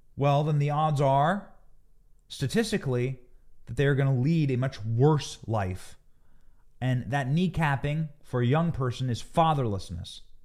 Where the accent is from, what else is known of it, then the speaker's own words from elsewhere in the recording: Midwest, United States; I'm from the Midwest, spent a lot of time in Chicago.